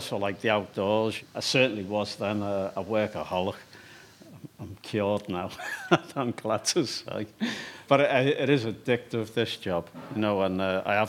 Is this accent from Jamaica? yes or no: no; Liverpool, North West England, United Kingdom; I was born in Liverpool, 1958, on the Dock Road.